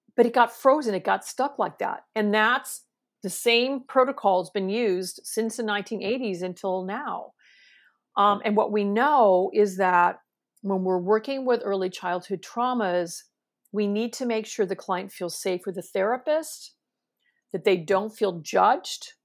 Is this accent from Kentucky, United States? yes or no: no; San Francisco Bay Area, California, United States; I'm from California, right? I'm from the San Francisco Bay Area